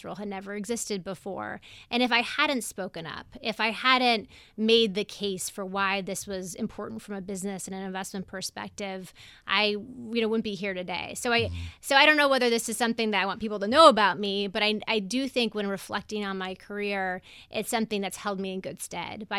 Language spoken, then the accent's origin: English; Denver, Colorado, United States; moved away; I'm from Denver.